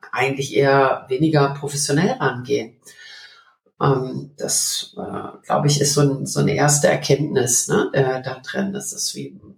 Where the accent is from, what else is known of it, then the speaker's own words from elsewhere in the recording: Berlin, Germany; Ich bin in Berlin aufgewachsen und äh, dieser Mauerfall, der bringt es eigentlich sehr, sehr gut äh, auf den Punkt.